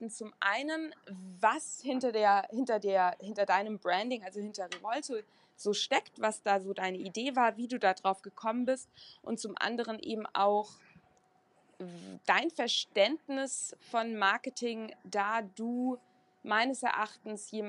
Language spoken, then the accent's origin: German; Wiesbaden, Hesse, Germany; Ich bin in Wiesbaden aufgewachsen und selbst da hat man das im evangelischen Religionsunterricht geimpft bekommen.